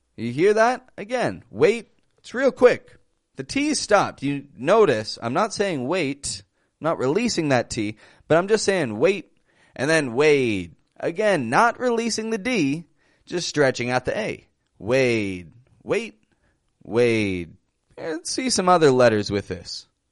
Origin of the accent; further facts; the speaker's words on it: Toronto, Ontario, Canada; I'm from Toronto, Canada